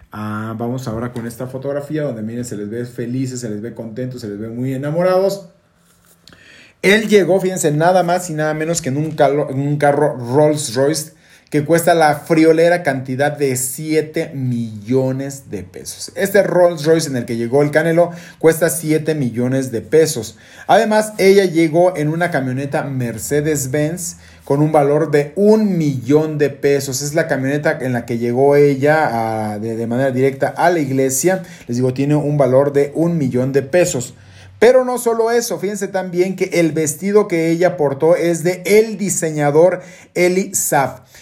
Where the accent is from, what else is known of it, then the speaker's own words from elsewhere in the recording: Guadalajara, Jalisco, Mexico; moved away; Yo que soy originario de Guadalajara